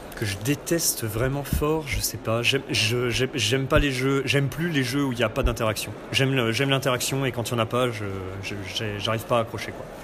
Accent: Nancy, Grand Est, France; je viens de Nancy

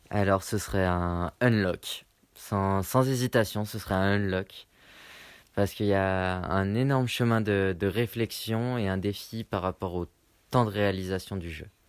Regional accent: Lyon, Auvergne-Rhône-Alpes, France; je, viens de Lyon

